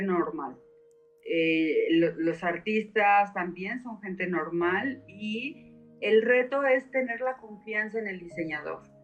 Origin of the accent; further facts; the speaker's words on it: Mexico; vengo de México